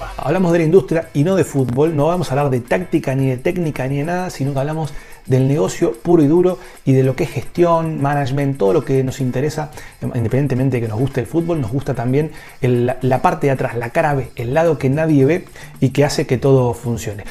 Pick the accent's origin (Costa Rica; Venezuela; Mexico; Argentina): Argentina; yo soy de Argentina